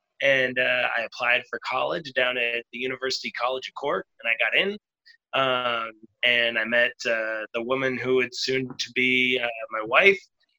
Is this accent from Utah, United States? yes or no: no; Portland, Maine, United States; also born or lived in Loudon, New Hampshire / Tampa, Florida; now in Dublin, Ireland; I live in Dublin currently, but I'm American. I come from Portland, Maine, just like the northeast, just above Boston. Before that, I was from Loudoun, New Hampshire, and then before that, Tampa, Florida.